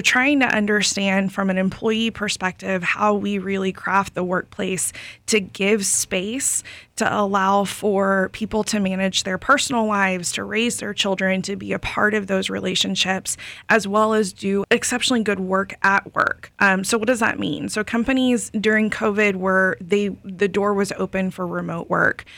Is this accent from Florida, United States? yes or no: yes; Lakeland, Florida, United States; I grew up in Lakeland